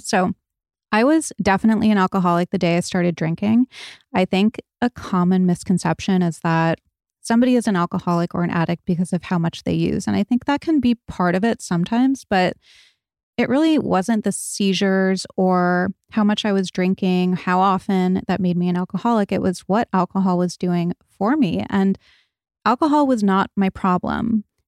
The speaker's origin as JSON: {"language": "English", "region": "Rhode Island", "country": "United States", "tie": "born or raised there", "said": "I grew up in Rhode Island."}